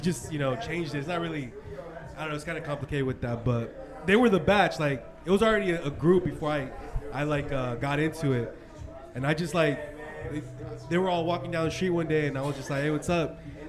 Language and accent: English; La Habra, California, United States; Yeah, born and raised in La Habra, California, too.